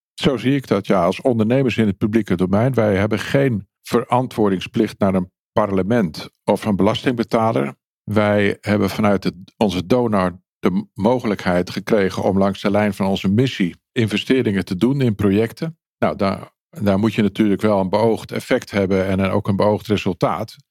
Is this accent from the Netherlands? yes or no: yes; Netherlands